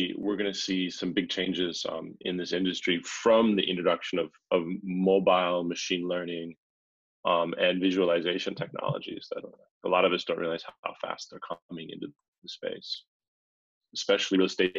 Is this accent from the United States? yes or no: no; Finland; we're actually from Finland